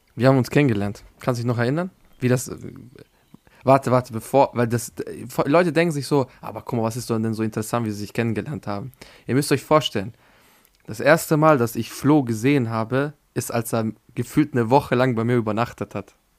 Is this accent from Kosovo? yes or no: yes; Pristina, Kosovo; now in Austria; ich komme aus Pristin